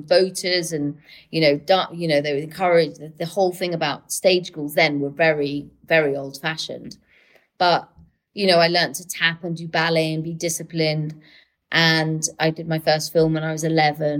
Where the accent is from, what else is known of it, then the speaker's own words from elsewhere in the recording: London, United Kingdom; also born or lived in Manchester; living half in London, half in Manchester, so I never really, even though I'm a Londoner, I also feel very, very Mancunian